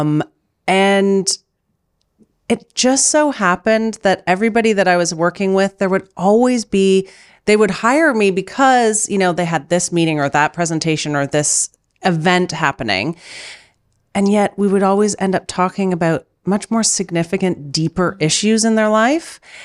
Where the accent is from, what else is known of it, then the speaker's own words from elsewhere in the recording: Canada; now in Germany; I'm Canadian, as you know. I live in Germany